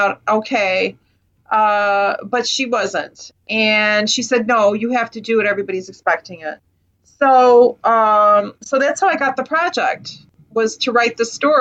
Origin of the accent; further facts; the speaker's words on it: Chicago, Illinois, United States; I grew up in Chicago, 1960s